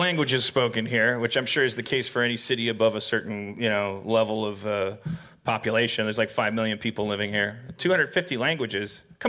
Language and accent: English; Midwest, United States; I'm from the Midwestern United States. Everybody always has to have a community. Like when you're from Milwaukee, you have to pick on Cudahy.